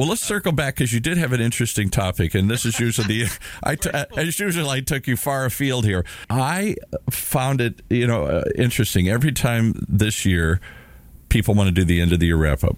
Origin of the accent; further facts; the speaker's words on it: Detroit, Michigan, United States; also born or lived in Minnesota; Detroit, where I spent most of my youth uh, after we moved from Minnesota